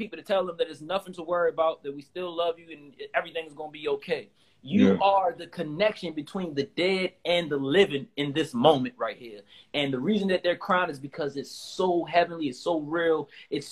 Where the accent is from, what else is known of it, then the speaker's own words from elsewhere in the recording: Baltimore, Maryland, United States; I'm from South Baltimore